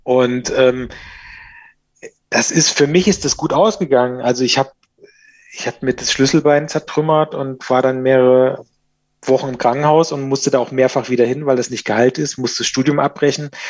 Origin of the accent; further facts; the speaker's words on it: Thuringia, Germany; ich bin auf dem Dorf groß geworden in Thüringen und ähm, da war jetzt nicht so viel los.